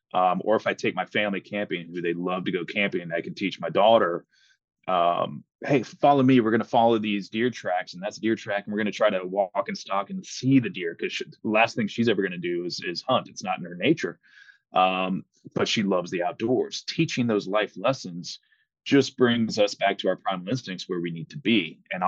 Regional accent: Panama City, Florida, United States; I grew up in Panama City, Florida, where we were stationed at Tyndall Air Force Base.

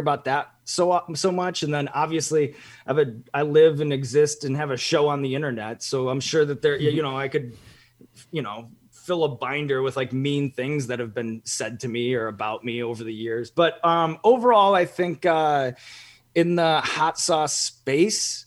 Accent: Evanston, Illinois, United States; moved away; growing up in Evanston

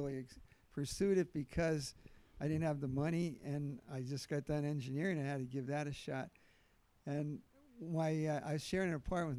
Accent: Pottsville, Pennsylvania, United States; born or raised there

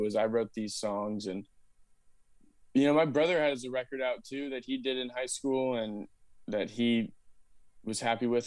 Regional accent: Austin, Texas, United States; I grew up in Austin. I'm a sixth generation Austinite

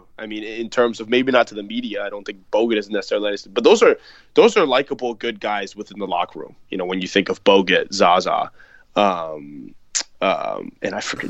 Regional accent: Bay Area, California, United States; We grew up here in the Bay Area.

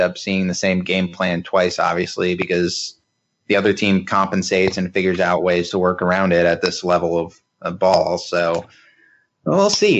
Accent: Michigan, United States; my tiny, tiny hometown in Michigan

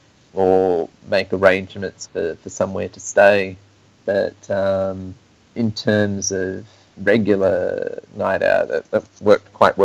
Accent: Wollongong, New South Wales, Australia; moved away as an adult; also born or lived in Vancouver, Canada / Sydney, Australia / Kathmandu, Nepal; I started originally doing some rock and roll dancing in my hometown of Wollongong

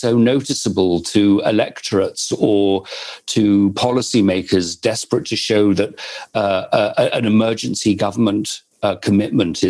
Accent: United Kingdom; now in United States; As you can tell from my accent, I'm originally from the United Kingdom

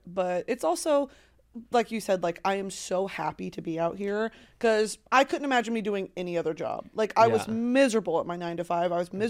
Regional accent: Texas, United States; And for better or worse, I am a Texan.

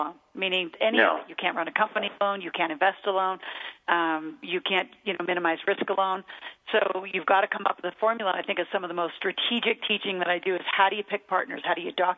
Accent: Mead, Nebraska, United States; I grew up in Meade, Nebraska, which is out in the middle of nowhere between Omaha and Lincoln

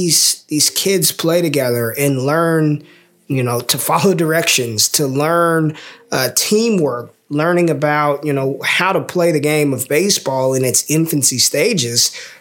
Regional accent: Las Vegas, Nevada, United States; now in Texas, United States; I'm from Vegas.

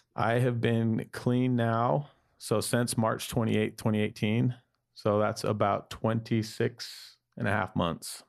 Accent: Salt Lake City, Utah, United States; I grew up in Salt Lake City, Utah, in a large Mor-, Mormon family.

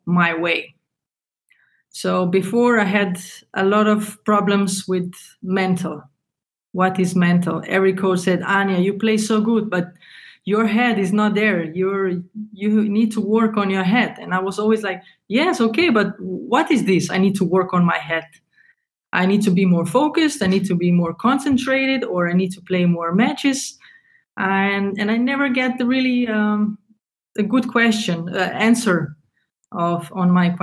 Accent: Slovenia; moved away as an adult; also born or lived in Germany; was born in Slovenia, and when I was 20, I moved to Germany

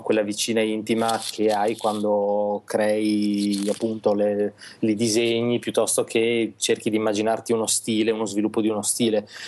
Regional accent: Reggio Emilia, Emilia-Romagna, Italy; now in Milan, Italy; Siamo nati tutti, è vero, tutti e due a Reggio Emilia

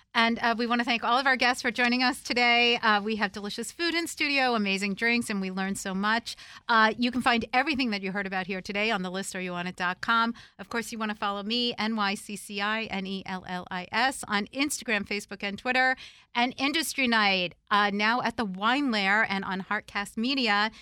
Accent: New Jersey, United States; now in Washington, D.C., United States; my childhood, you know, growing up in New Jersey

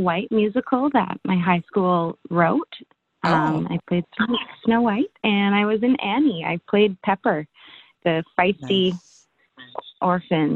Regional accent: Vancouver, British Columbia, Canada; I'm an actress from Vancouver.

